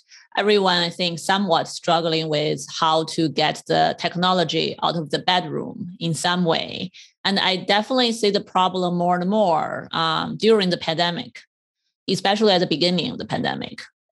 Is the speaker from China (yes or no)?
yes; China; moved away as an adult; now in United States; I grew up in China.